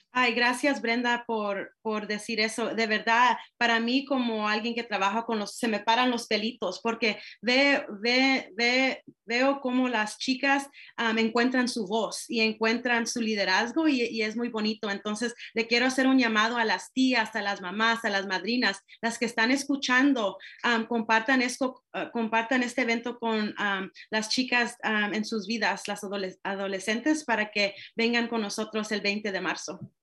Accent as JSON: {"language": "Spanish", "area": "Marin County", "region": "California", "country": "United States", "tie": "born or raised there", "said": "yo soy latina y yo crecí en esta comunidad, me gusta poder traer a más jóvenes diversos y de diferentes experiencias porque yo sé que en, en Marín es difícil a veces."}